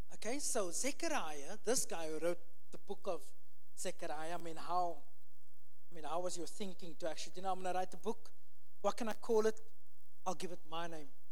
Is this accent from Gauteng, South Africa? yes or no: no; Cape Town, Western Cape, South Africa; moved away; I'm from Cape Town, South Africa.